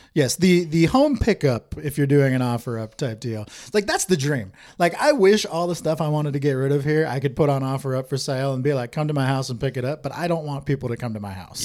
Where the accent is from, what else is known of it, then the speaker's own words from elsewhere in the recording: Bellevue, Washington, United States; I grew up in Bellevue